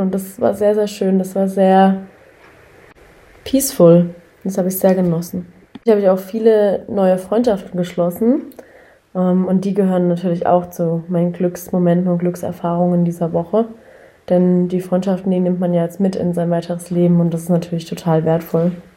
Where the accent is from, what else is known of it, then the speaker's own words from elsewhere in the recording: Karlsruhe, Baden-Württemberg, Germany; ich komme aus Karlsruhe